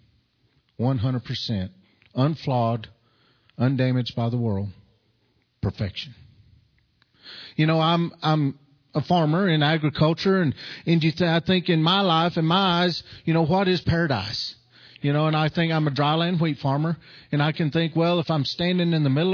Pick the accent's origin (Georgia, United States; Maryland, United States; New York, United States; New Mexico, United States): New Mexico, United States; from New Mexico